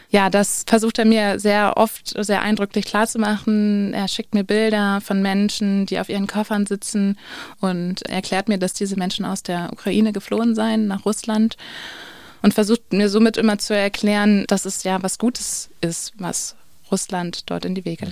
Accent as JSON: {"language": "German", "country": "Switzerland", "said": "ich komme aus der Schweiz"}